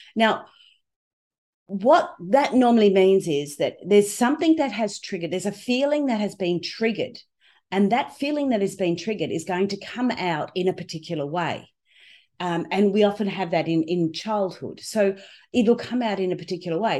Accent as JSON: {"language": "English", "country": "Australia", "said": "I'm from Australia with this strange accent"}